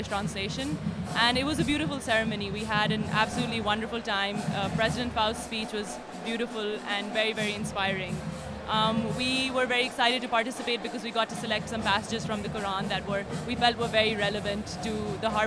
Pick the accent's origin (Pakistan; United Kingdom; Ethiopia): Pakistan; Lahore, Punjab; moved away; I'm from Lahore, Pakistan